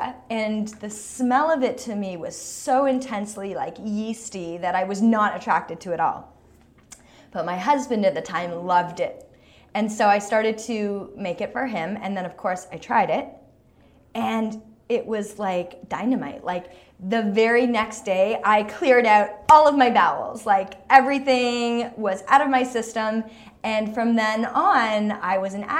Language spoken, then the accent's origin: English; Toronto, Ontario, Canada; So I grew up in Toronto and I went to high school, at an art school, Claude Watson, which was up in North York